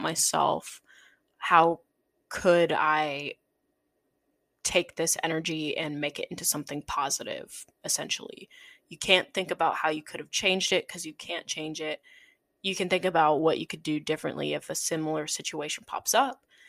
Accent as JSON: {"language": "English", "region": "South Dakota", "country": "United States", "tie": "born or raised there", "moved": "as an adult", "lives_now": "Chicago, United States", "said": "the way I grew up in South Dakota"}